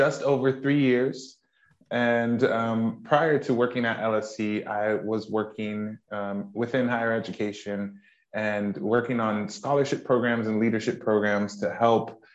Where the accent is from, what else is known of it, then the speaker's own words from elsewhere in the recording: United States; moved away as an adult; now in United Kingdom; as you can tell from my accent, I am from the States, but I have been in the UK for 6 years